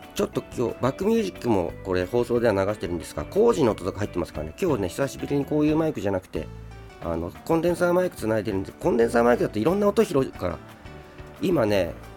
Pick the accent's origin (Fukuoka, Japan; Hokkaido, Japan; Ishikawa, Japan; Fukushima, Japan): Hokkaido, Japan; Sapporo; moved away as an adult; also born or lived in Saitama; now in Tokyo, Japan; 北海道出身で北海道で生まれ育って21歳まで北海道にいてそれから今こっちに、えー、今は東京に住んでる